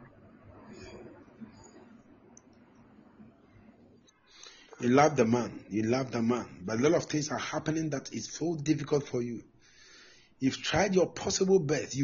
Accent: Mampong, Ashanti, Ghana; I'm from Asante Mampo.

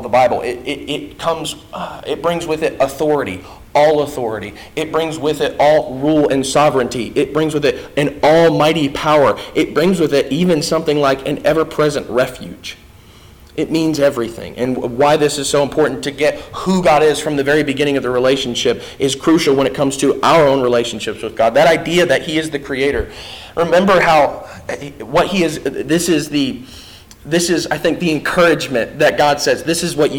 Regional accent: Indiana, United States; I'm from Indiana.

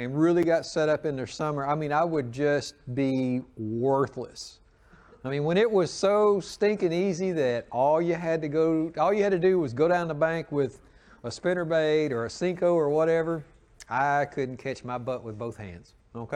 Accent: the South, United States; Growing up in the South

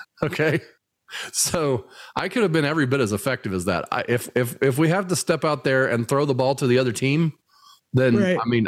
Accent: Indianapolis, Indiana, United States; growing up in Indy

